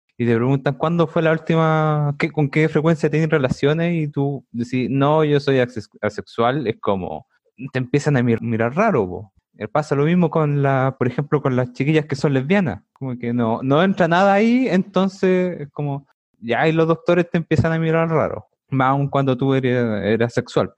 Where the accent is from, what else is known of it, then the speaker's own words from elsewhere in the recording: Santiago, Santiago Metropolitan Region, Chile; soy de Santiago. Bueno, nacido y criado